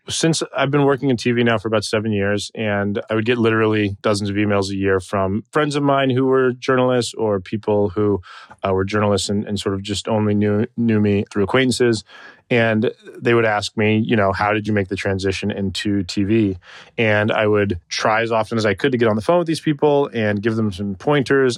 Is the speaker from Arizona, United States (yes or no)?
yes; Tucson, Arizona, United States; I was raised in Tucson, Arizona, for the majority of my childhood